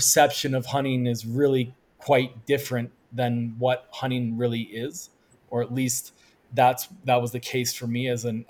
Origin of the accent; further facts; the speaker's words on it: Colorado, United States; moved away as an adult; born and raised in Colorado, went to the University of Colorado